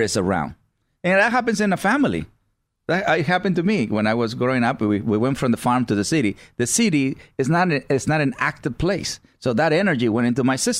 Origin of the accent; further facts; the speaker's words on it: Mexico; moved away; I grew up with mutts in Mexico